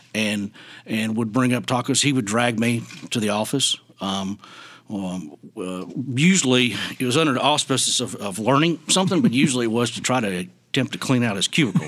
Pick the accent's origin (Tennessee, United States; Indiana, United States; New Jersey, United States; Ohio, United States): Tennessee, United States; Wilson County; also born or lived in Memphis, Tennessee; I grew up in Wilson County.